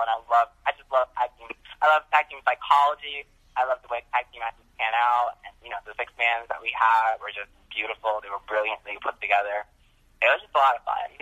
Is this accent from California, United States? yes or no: no; New Jersey, United States; I'm from New Jersey, so we have Wawa